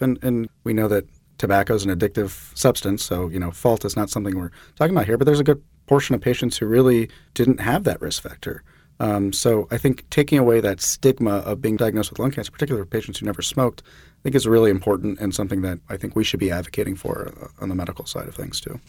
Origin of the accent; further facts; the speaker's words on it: Jacksonville, Florida, United States; I'm from Jacksonville, Florida